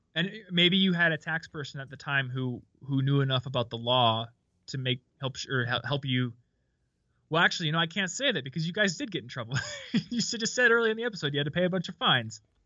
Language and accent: English; Midwest, United States; I'm from the Midwest